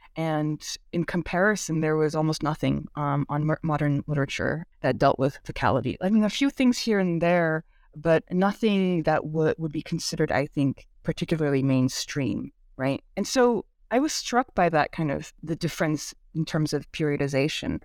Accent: California Bay Area, United States; first language Korean; English is a second language; I grew up in the California Bay Area

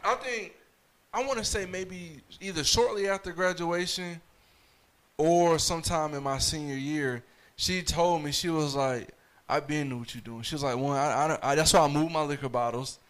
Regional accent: Fayetteville, North Carolina, United States; I'm from Fayetteville

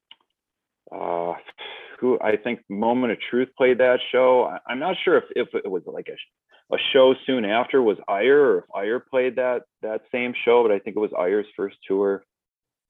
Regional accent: Rochester, New York, United States; we caused a lot of trouble back in the day, growing up in Charlotte

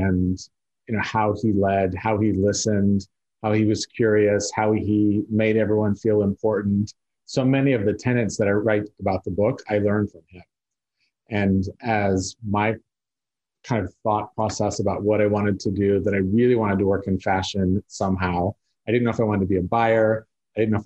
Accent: South Lake Tahoe, California, United States; I grew up in South Lake Tahoe, which is a very small

